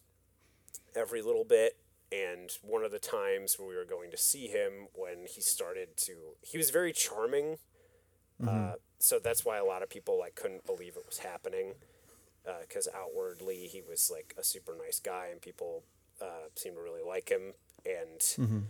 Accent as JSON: {"language": "English", "region": "West Michigan", "country": "United States", "tie": "born or raised there", "said": "I grew up in West Michigan."}